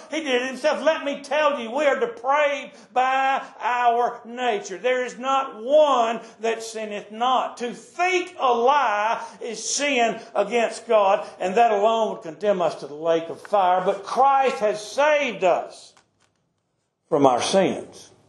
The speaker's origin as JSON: {"language": "English", "country": "United States", "said": "I'm an American."}